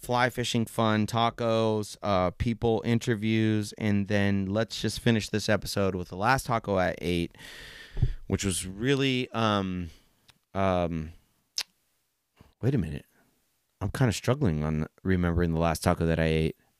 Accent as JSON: {"language": "English", "town": "San Jose", "region": "California", "country": "United States", "tie": "born or raised there", "also_born_or_lived": "Plumas County, California", "said": "I grew up in San Jose, California"}